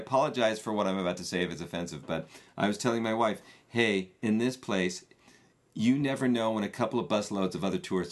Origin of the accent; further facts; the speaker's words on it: Palos Verdes, California, United States; moved away; my hometown of Palos Verdes